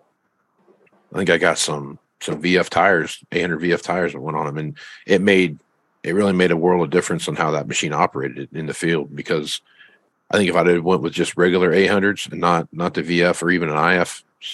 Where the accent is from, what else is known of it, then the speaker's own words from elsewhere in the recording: Kansas, United States; I grew up in Kansas, so there's some pretty flat places out there